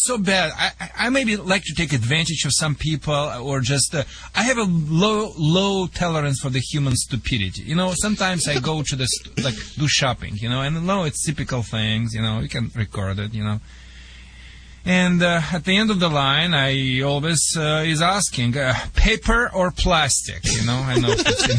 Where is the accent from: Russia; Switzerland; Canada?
Russia; accent: Russian; English is a second language; moved away as an adult; also born or lived in Michigan; now in United States